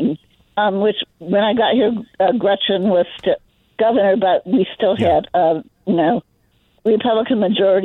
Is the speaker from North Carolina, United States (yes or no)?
no; Michigan, United States; moved away as an adult; also born or lived in Chicago / Georgia; I grew up in Michigan, and in 1979, I left because I couldn't find a job, and I moved to Chicago. I lived there 7 years. Then I moved to Georgia for 33 years.